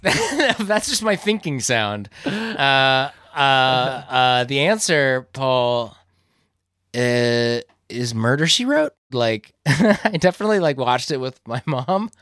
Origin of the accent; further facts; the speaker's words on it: Iowa, United States; we grew up in towns in Iowa